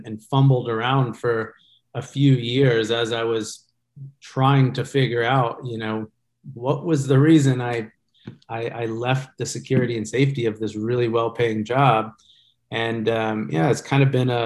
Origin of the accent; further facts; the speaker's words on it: Georgia, United States; moved away as an adult; now in Orange County, United States; I grew up in Georgia though, and came out here about 20 years ago.